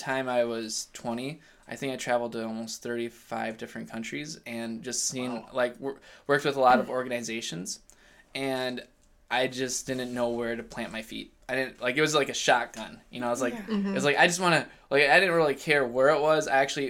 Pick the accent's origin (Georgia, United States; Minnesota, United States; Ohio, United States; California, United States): Minnesota, United States; Elk River; I grew up in Elk River, Minnesota.